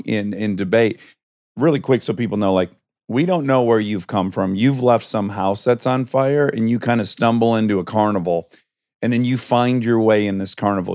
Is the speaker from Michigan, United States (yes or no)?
yes; Michigan, United States; moved away; we're both from Michigan.